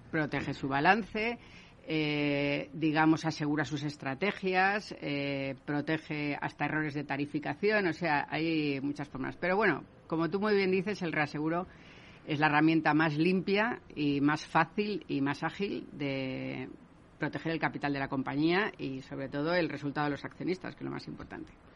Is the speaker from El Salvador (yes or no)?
no; Spain; yo como española